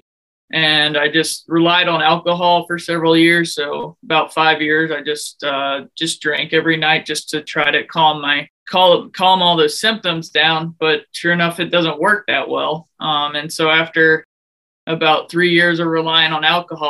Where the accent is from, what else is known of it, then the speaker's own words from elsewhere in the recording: Houston, Texas, United States; moved away as an adult; also born or lived in West Point, New York / Germany / Alaska; now in Silver Spring, United States; I came from Houston, Texas, but now I live in Silver Spring, Maryland